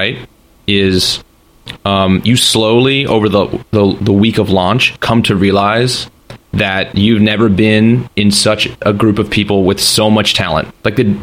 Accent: New Jersey, United States; I'm from New Jersey

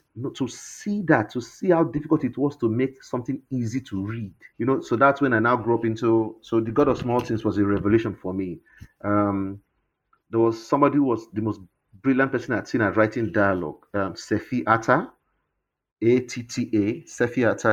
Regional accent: Warri, Delta, Nigeria; Warri, where I grew up in the Niger Delta

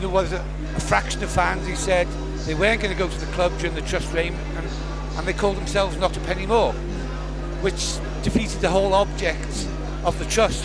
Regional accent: North Wales, United Kingdom; also born or lived in Wrexham; I was born in Wrexham, but I've never lived in Wrexham. I was a North Wales lad. I lived maybe 50 miles away from Wrexham

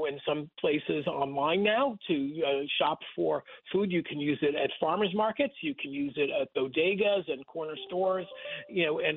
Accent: Rockland County, New York, United States; I grew up in Rockland County, about 30 miles north of Times Square

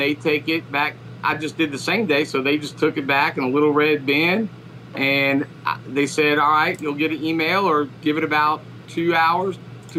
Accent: Lexington, Kentucky, United States; moved away as an adult; now in Raleigh, United States; I grew up in Lexington, but I live in Raleigh, and I'm moving back to Lexington

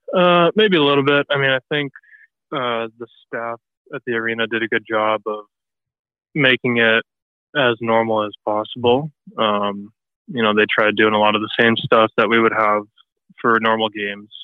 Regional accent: near Detroit, Michigan, United States; I grew up uh, near Detroit, so uh, I was pretty south in Michigan

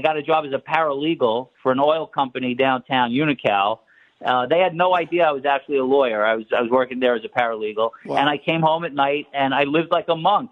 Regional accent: New York City, New York, United States; moved away; I grew up in Brooklyn in Marine Park

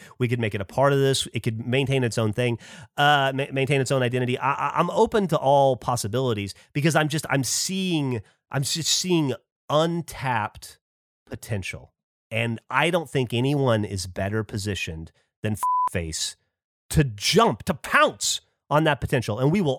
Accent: the South, United States; I am from the South

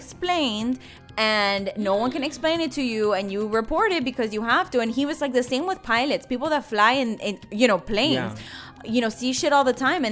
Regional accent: Miami, Florida, United States; I'm from Miami

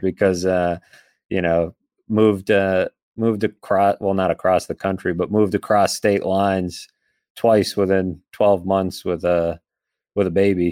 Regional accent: Boston, Massachusetts, United States; now in Buffalo, United States; I grew up playing goalie, uh, in the Boston area

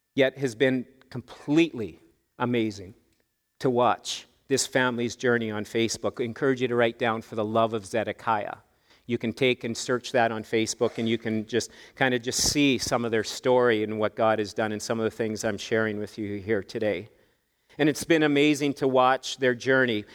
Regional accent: Canada; us Canadians

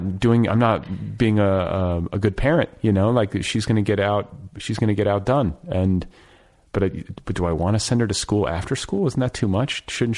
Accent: Indianapolis, Indiana, United States; moved away; also born or lived in Milwaukee, Wisconsin; I grew up in Indianapolis. Oh, okay. I mean, went to high school there. I was born in Milwaukee and split my childhood between Wisconsin and Indiana.

